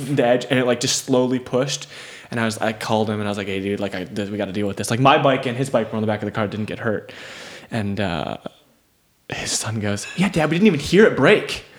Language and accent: English; Michigan, United States; also born or lived in Memphis, Tennessee; I'm a kid growing up in Michigan